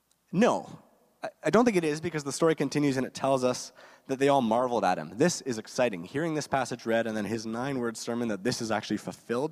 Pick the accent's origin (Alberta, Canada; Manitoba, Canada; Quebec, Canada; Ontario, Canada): Ontario, Canada; Guelph; now in Kitchener-Waterloo, Canada; I didn't grow up here in KW. I grew up in Guelph, so not too far away